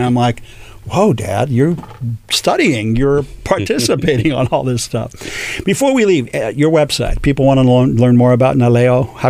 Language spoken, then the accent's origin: English; Orange County, California, United States; also born or lived in Laguna Beach, California; I'm Latino. I'm from Orange County. I live in Laguna.